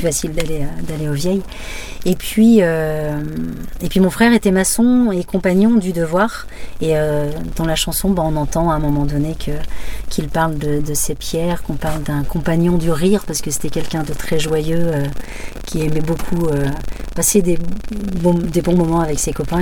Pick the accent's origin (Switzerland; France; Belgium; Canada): France; Barbâtre, Pays de la Loire; moved away; also born or lived in Lille; j'ai quitté effectivement Lille jusqu'en 99, mais j'ai grandi à Barbatre